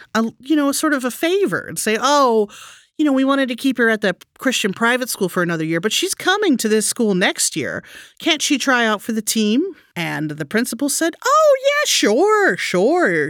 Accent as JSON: {"language": "English", "region": "Texas", "country": "United States", "tie": "born or raised there", "said": "I grew up in Texas"}